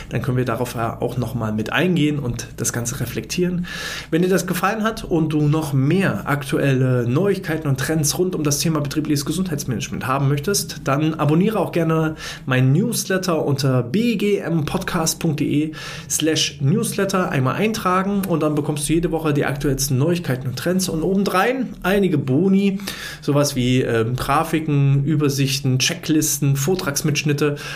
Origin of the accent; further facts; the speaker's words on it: East Germany, Germany; ich bin ja ein Kind des Ostens ja, ich bin 89 geboren, also ich habe gerade so die Wende mitbekommen, nicht bewusst, aber zumindest war ich da.